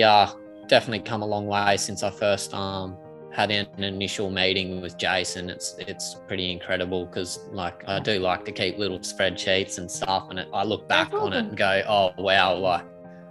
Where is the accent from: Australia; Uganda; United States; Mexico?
Australia; Gold Coast, Queensland; also born or lived in Brisbane; born in Brisbane, but Gold Coast mainly. Sunny Gold Coast. Don't really stem too far from there.